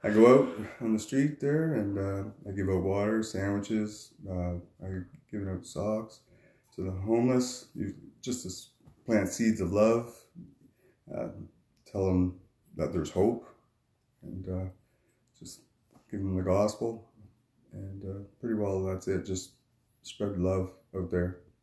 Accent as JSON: {"language": "English", "town": "Cape Tormentine", "region": "New Brunswick", "country": "Canada", "tie": "born or raised there", "moved": "as an adult", "lives_now": "Moncton, Canada", "said": "I grew up in Cape Tormentine, New Brunswick. I moved to Moncton now."}